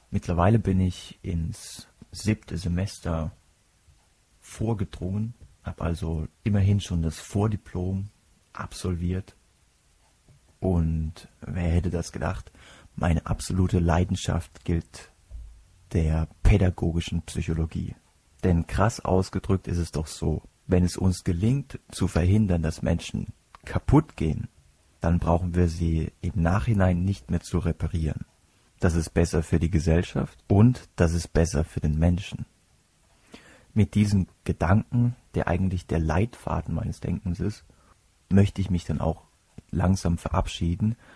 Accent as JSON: {"language": "German", "town": "Kuhardt", "region": "Rhineland-Palatinate", "country": "Germany", "said": "Ich komme aus Kuhhart. Kombination ist, und wer mich kennt, der weiß, dass ich manchmal auch selbst schmunzeln muss, wenn ich mich irgendwo vorstelle. Kuhhart ist ein 2000 Seelendörflein im Herzen der Pfalz."}